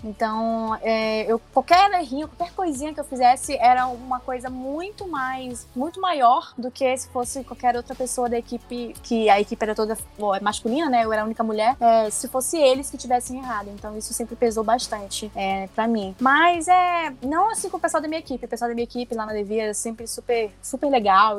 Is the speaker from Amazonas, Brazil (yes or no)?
yes; Manaus, Amazonas, Brazil; moved away as an adult; also born or lived in São Paulo; quando eu vim para São Paulo, né, eu sou de Manaus, e eu vim para São Paulo fazer faculdade de produção editorial